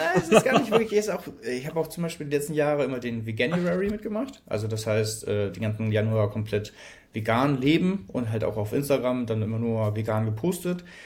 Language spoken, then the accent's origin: German; Hamburg, Germany; ich komme aus Hamburg